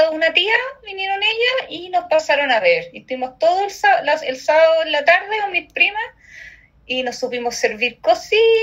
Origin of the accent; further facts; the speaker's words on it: Santiago, Santiago Metropolitan Region, Chile; soy santiaguina